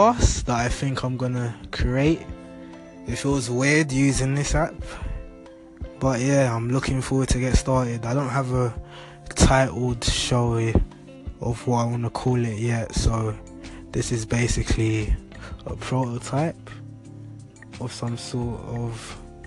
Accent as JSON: {"language": "English", "region": "London", "country": "United Kingdom", "said": "I'm from London"}